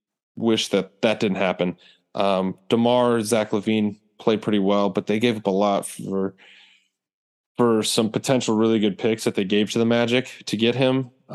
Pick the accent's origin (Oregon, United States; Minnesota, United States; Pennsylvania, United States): Minnesota, United States; born there; So the East, I was born in Minnesota